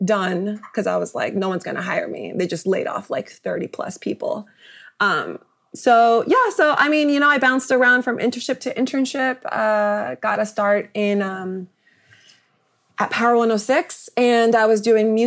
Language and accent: English; Rowland Heights, California, United States; moved away as an adult; now in New York, United States; I am a native Angeleno. I grew up in San Gabriel Valley in a place called Roland Heights